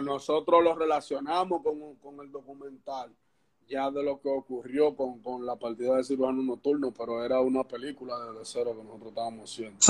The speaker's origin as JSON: {"language": "Spanish", "town": "Santo Domingo Este", "region": "Distrito Nacional", "country": "Dominican Republic"}